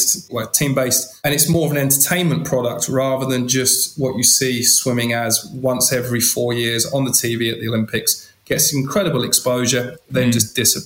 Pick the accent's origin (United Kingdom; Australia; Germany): United Kingdom; England; I was in their environment as an Englishman.